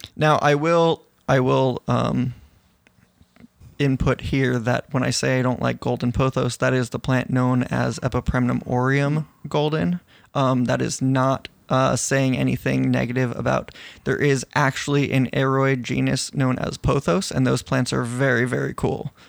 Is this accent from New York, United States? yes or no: yes; New York, United States; growing up in New York and, uh, in the Northeast